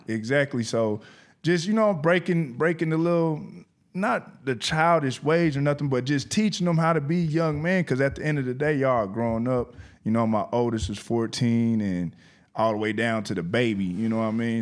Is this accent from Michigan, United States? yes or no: no; Indianapolis, Indiana, United States; from Nap Town to Your Town, I came all the way down here by myself